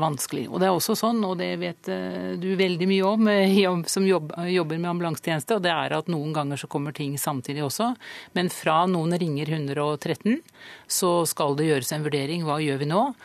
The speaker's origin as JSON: {"language": "Norwegian", "region": "Østfold", "country": "Norway", "said": "Jeg kommer fra Østfold"}